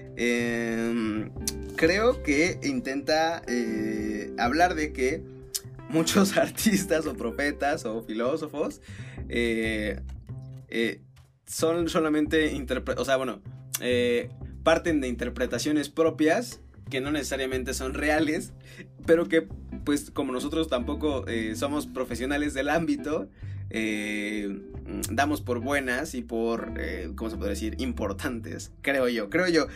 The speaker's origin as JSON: {"language": "Spanish", "country": "Mexico", "said": "tal vez más como mexicano yo creo, no como tanto como norteamericano"}